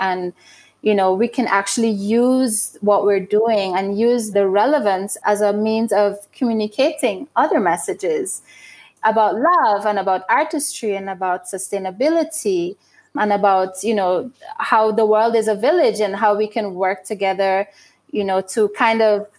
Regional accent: Burundi; But when I travel to New York and I'm at a trade show and someone sees that I'm from Burundi and that the jewelry are made in Burundi

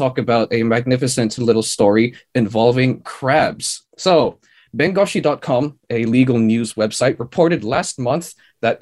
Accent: Philippines; I'm quite secure as a Filipino

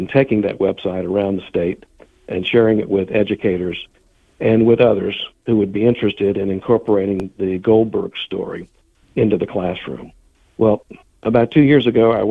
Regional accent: Columbia, United States; I grew up in Columbia as a member of the Jewish community

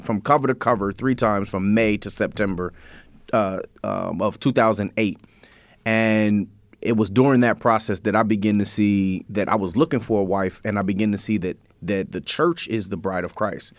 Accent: Harrisburg, Pennsylvania, United States; I grew up in the Allison Hill community, mm-hmm. right? Um, I grew up on Nordane Street

